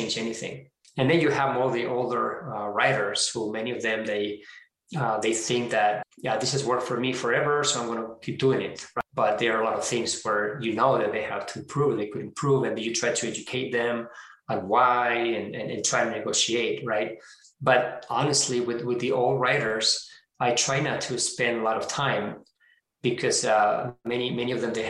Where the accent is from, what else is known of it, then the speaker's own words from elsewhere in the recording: Spain; moved away; I'm originally from Spain